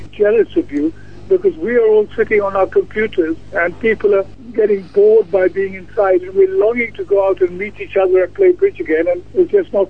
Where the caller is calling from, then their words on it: London, United Kingdom; Actually, I'm calling from a long way away. I'm calling from London.